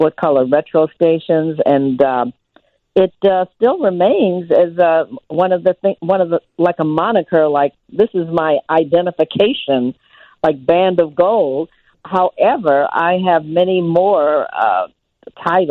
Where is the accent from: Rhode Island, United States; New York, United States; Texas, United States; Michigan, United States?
Michigan, United States; Detroit; Detroit, which is my hometown where I was born and reared